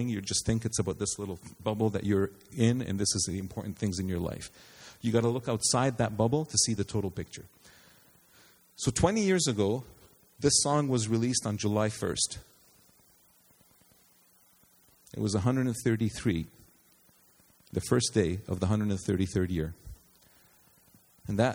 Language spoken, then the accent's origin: English; Canada; We, Canadians, we are Canadian